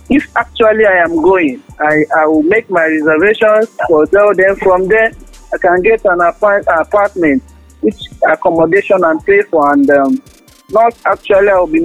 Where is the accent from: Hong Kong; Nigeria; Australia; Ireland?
Nigeria; I'm from Nigeria.